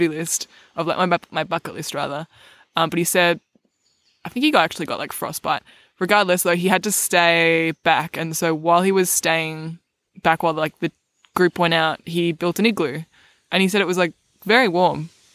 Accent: Melbourne, Victoria, Australia; I grew up in Melbourne my whole life

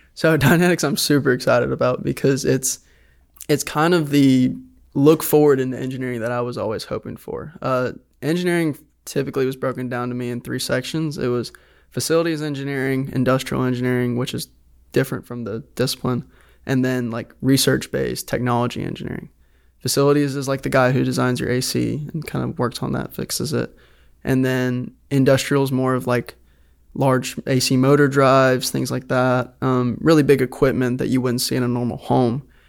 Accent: Decatur, Alabama, United States; Decatur, Alabama

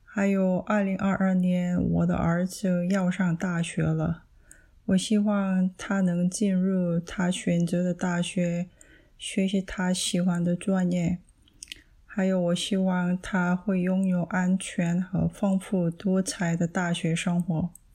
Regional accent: South Korea; Chinese is a second language; now in Southern California, United States; 我在韩国出生长大了，然后我移民到美国了。现在我住在美国南加州

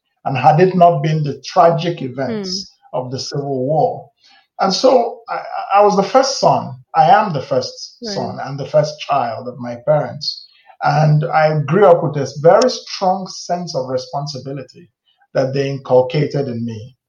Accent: Nigeria; also born or lived in United States; So most of my life, actually, I grew up in Nigeria.

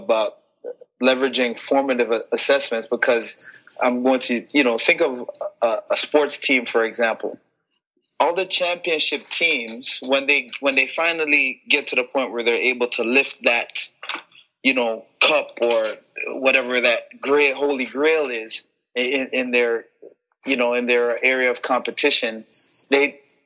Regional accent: Toronto, Ontario, Canada; also born or lived in Montego Bay, Jamaica / Illinois, United States; now in Brampton, Canada; I came to Toronto when I was 3 years old

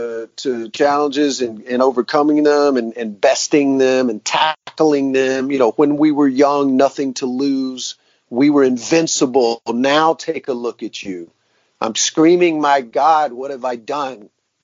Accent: the South, United States; I grew up in classic rock. I'm from the South.

